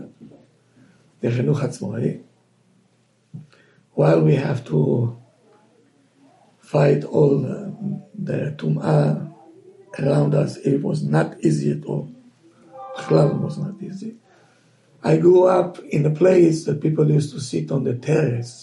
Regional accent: Tel Aviv, Tel Aviv District, Israel; moved away; Lived in the midst of the world of the Tumah, the Tel Aviv, two blocks away from the beach.

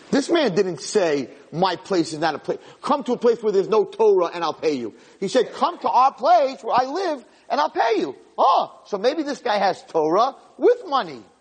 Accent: Flatbush, New York, United States; I'm from Flatbush.

